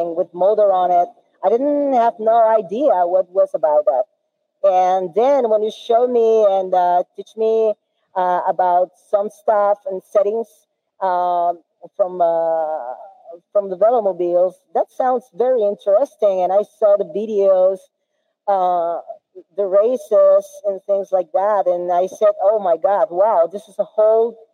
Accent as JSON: {"language": "English", "country": "Peru", "also_born_or_lived": "Iquitos, Peru", "said": "I'm from Peru"}